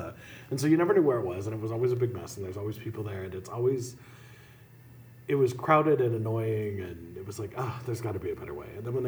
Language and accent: English; Helena, Montana, United States; See, and I grew up in Helena